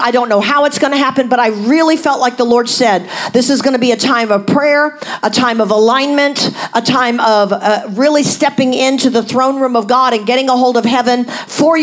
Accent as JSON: {"language": "English", "country": "United States", "said": "as an American"}